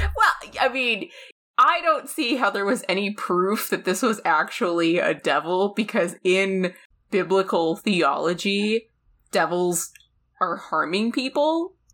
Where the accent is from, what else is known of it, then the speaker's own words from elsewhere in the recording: United States; also born or lived in Ireland; I'm an American